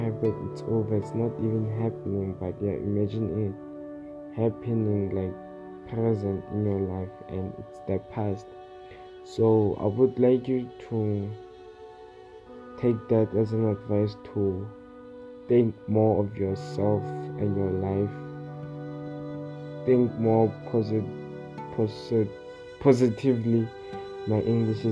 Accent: South Africa; I'm from South Africa.

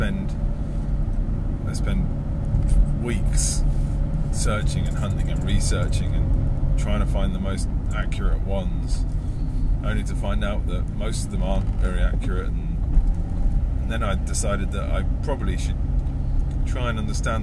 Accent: United Kingdom; also born or lived in Isle of Wight; We're British

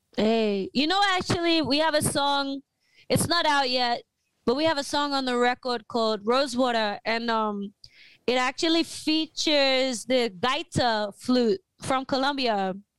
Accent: Australia; I'm from Australia

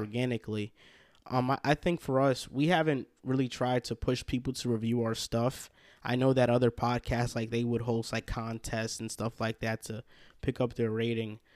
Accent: Hackensack, New Jersey, United States; accent: New Yorkish; we would all claim Hackensack, New Jersey as their hometown

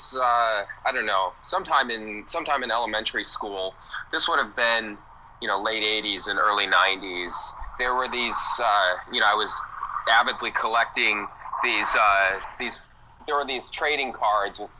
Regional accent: Michigan, United States; moved away as an adult; now in San Francisco, United States; I live in San Francisco, and originally from Michigan, but I've been in San Francisco for the last 11 years

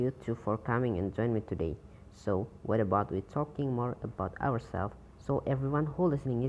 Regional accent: Dompu, West Nusa Tenggara, Indonesia; I am 18 years old and I was born in Dompu on June 26, 2003. And I also live in Dompu.

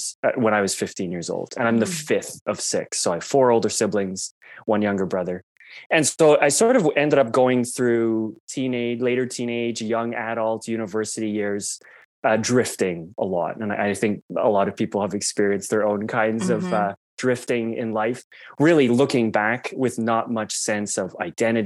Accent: Toronto, Ontario, Canada; I grew up in Toronto, one of six kids in a very devout Catholic family.

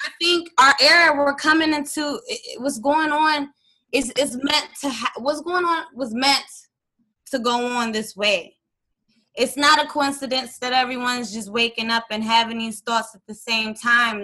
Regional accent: DMV area, United States; also born or lived in Hampton, Virginia; I was born in Hampton, Virginia and I was raised in the DMV area

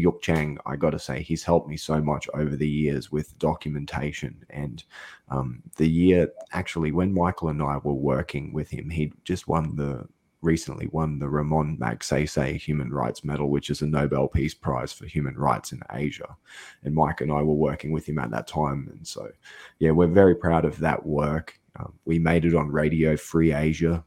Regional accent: Australia; I'm an Australian guy

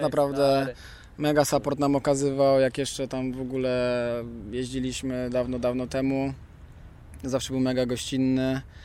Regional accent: Łódź, Łódź Voivodeship, Poland; Jesteśmy z Łodzi

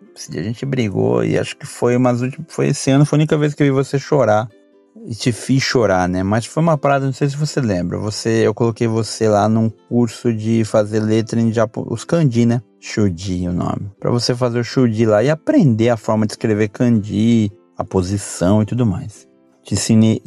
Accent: Brazil; moved away as an adult; now in Japan; a gente vivia no Brasil. Muito mais da periferia onde eu, onde eu cresci

